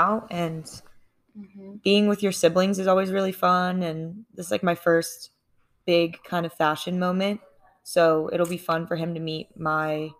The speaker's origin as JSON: {"language": "English", "town": "Charlotte", "region": "North Carolina", "country": "United States", "tie": "born or raised there"}